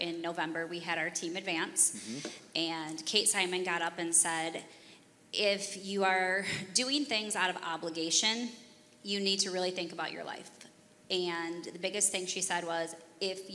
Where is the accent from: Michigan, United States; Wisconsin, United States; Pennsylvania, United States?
Michigan, United States; Fenton; I am from Fenton, Michigan.